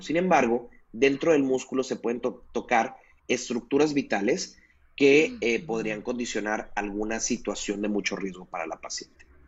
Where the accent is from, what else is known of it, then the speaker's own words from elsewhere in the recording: Mazatlán, Sinaloa, Mexico; yo soy de acá de Mazatlán